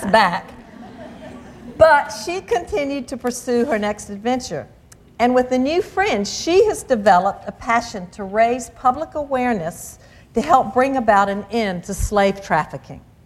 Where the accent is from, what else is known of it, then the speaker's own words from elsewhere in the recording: the South, United States; growing up in the South in the church